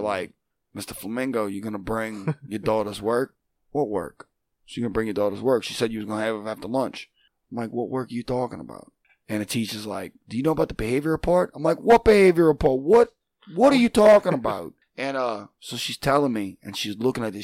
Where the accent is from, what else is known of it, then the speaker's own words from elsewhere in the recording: Chalmette, Louisiana, United States; I'm from Shalmet. I'm a Shalmatian sensation